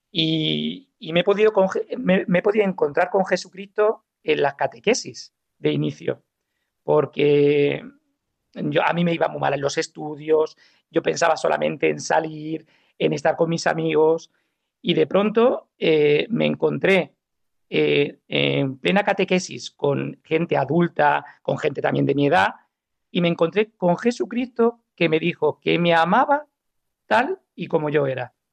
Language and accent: Spanish; Alicante, Valencian Community, Spain; born there; also born or lived in Málaga; yo vengo de una familia católica tradicional, donde yo nací en Alicante y por causa del trabajo de mi padre, pues nos hemos, hemos viajado mucho hasta llegar a Málaga